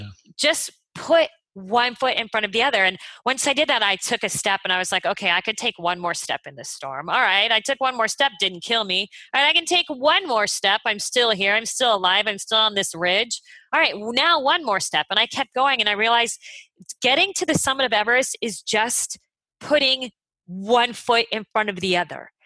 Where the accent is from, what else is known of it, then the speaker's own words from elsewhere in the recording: Phoenix, Arizona, United States; moved away as an adult; also born or lived in Los Angeles; I grew up in Phoenix or something, it was like 150 degrees in the summer